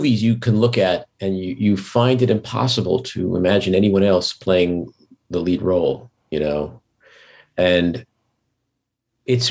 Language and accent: English; New York City, New York, United States; I was born and raised in Queens. Like I'm a New York guy